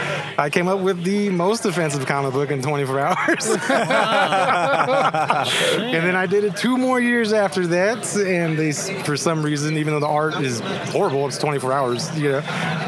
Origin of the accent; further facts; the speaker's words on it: Corona, California, United States; I grew up in Corona